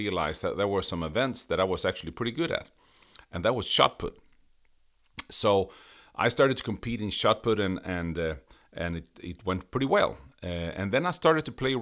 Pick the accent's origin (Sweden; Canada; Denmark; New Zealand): Sweden; English is a second language; My background is I grew up in Sweden.